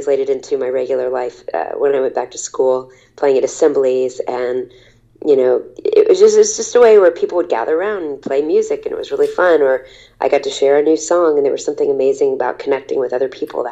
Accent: Texas, United States; I was from Texas

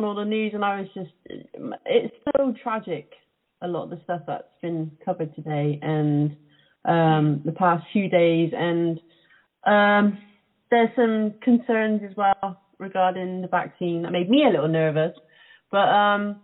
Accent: Cheltenham, South West England, United Kingdom; born or raised there

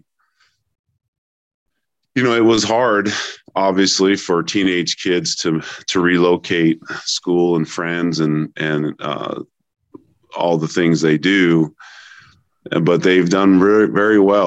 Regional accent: Logan, Utah, United States; moved away as an adult; also born or lived in Salt Lake City, Utah; I'm originally from Logan, Utah

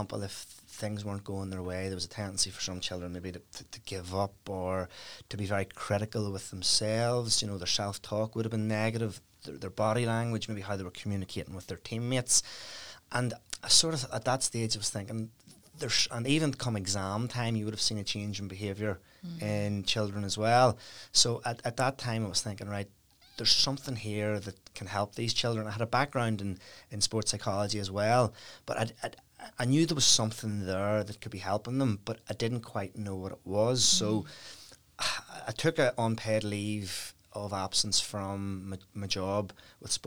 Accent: Dundrum, Northern Ireland, United Kingdom; I grew up in Dundrum, County Down, really happy childhood

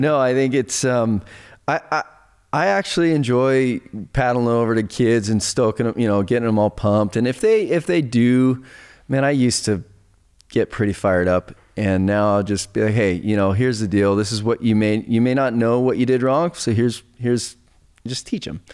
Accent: Laguna Beach, California, United States; I grew up surfing down in Laguna

